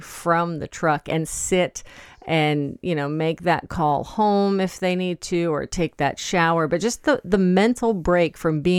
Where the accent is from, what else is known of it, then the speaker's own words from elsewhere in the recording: Poland Spring, Maine, United States; I grew up in Poland Spring.